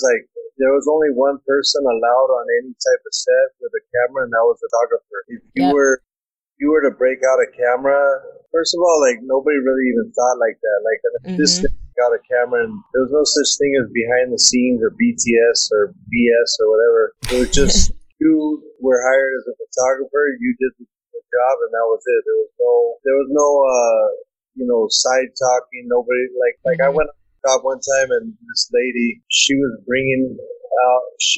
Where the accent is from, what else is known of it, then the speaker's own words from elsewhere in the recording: Los Angeles, California, United States; I'm a photographer and director, born and raised in Los Angeles